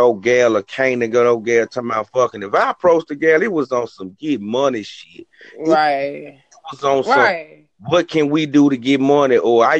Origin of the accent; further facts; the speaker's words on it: Rochester, United States; I'm from Rochester. I've been seeing these from Rochester, to Rochester to Memphis.